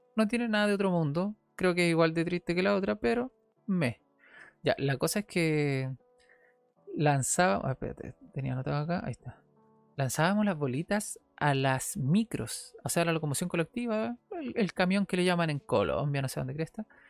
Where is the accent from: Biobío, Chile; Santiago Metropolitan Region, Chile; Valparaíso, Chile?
Valparaíso, Chile; Viña del Mar; Después me fui a Santa Julia, una casa de Santa Julia, acá en Viña del Mar